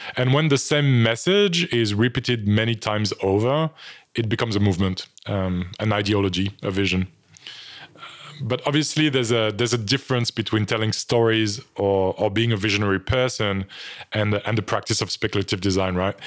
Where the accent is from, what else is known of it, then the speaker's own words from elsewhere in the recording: France; accent: French; English is a second language; moved away; some people would have picked up on my French accent already, but, um, so I'm from France